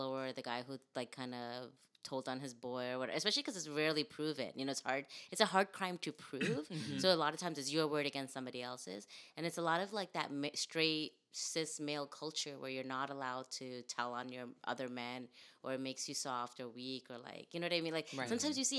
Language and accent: English; New York City, New York, United States; moved away; I grew up in Brooklyn